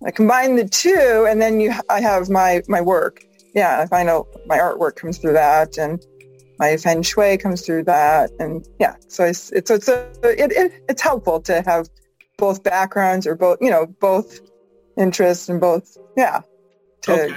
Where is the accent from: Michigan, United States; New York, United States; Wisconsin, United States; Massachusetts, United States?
Massachusetts, United States; moved away as an adult; now in Vancouver, Washington, United States; I'm from Massachusetts.